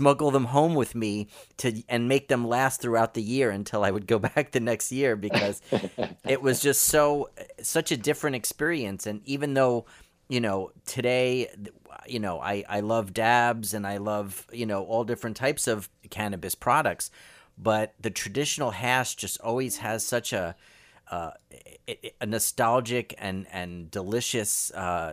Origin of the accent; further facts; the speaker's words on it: New York City, New York, United States; growing up in New York and Brooklyn